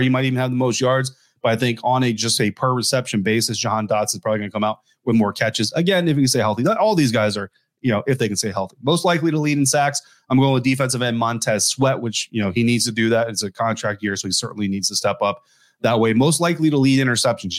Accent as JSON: {"language": "English", "region": "Colorado", "country": "United States", "moved": "yes", "said": "my home state, not really my hometown, but my home state, uh, there in, in Denver, Colorado"}